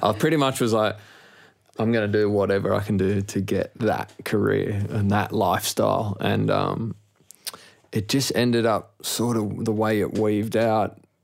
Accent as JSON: {"language": "English", "town": "Sydney", "region": "New South Wales", "country": "Australia", "tie": "born or raised there", "said": "growing up in Maroubra"}